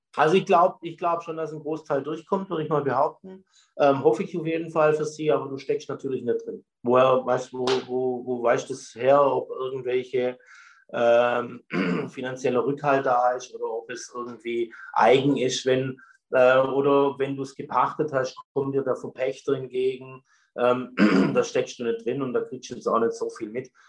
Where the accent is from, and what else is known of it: Stetten, Baden-Württemberg, Germany